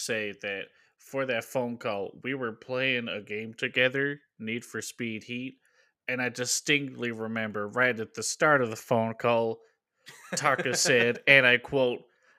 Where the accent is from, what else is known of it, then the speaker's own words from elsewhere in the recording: Louisiana, United States; I'm from Louisiana.